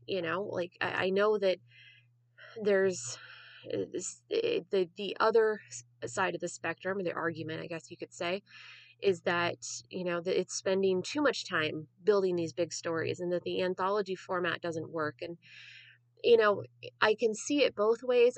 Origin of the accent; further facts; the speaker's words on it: San Diego, California, United States; I'm a San Diegan, I'm a Southern Californian.